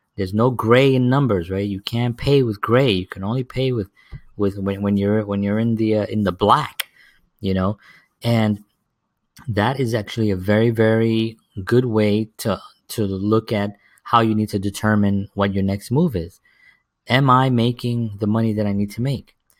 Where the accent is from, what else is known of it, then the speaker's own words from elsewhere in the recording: New York City, New York, United States; the inner cities where I grew up in the South Bronx